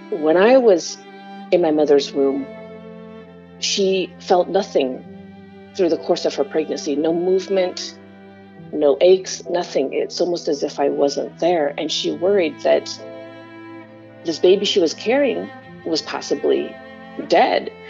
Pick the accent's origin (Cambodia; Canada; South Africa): Cambodia; Kampong Som, Preah Sihanouk; born there; It was 1974 when I was born in Kampong Som, Cambodia.